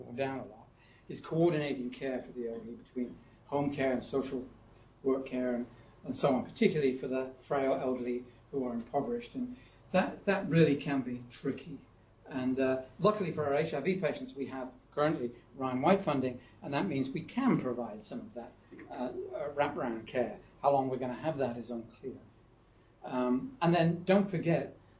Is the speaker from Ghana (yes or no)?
no; United Kingdom; accent: British; moved away; I talk to them with my British accent